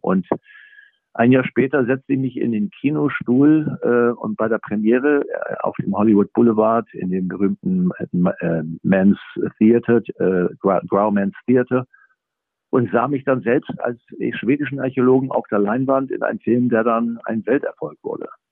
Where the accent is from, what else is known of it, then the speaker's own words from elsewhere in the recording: Germany; als Deutscher